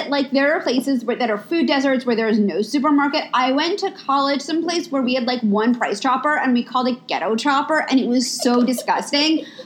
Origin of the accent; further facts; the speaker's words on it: New York, United States; moved away as an adult; now in Los Angeles, United States; We're both we're both from New York. We've I lived in LA. um, we've both been living in LA for many years now.